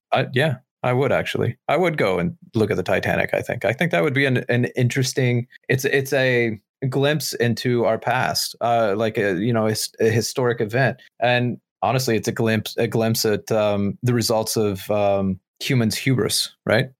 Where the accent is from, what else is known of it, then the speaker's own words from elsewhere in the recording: United States; We, as the American people